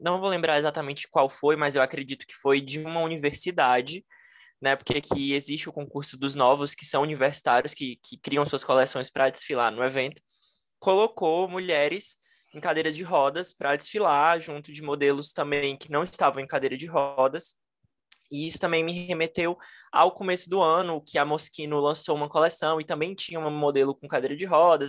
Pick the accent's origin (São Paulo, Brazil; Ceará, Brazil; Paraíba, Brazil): Ceará, Brazil; Fortaleza; Eu sou de Fortaleza.